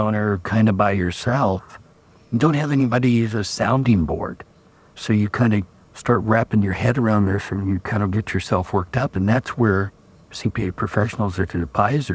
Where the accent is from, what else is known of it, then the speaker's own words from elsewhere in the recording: Kansas, United States; I'm from Kansas.